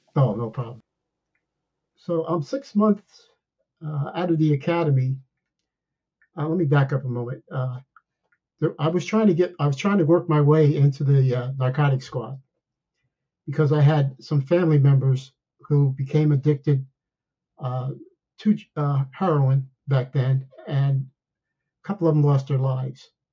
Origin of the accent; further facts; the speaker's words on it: Somerville, New Jersey, United States; now in Ashburn, Virginia, United States; I grew up in a, uh, a small town in New Jersey known as Somerville, New, Somerville, New Jersey